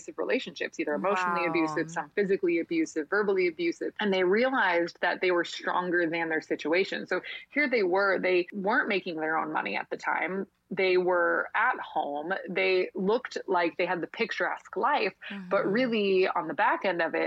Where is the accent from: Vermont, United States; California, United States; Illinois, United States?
Vermont, United States; now in Sarasota, United States; So when I first moved to Florida, I'm from Vermont originally. And so I moved to Sarasota, Florida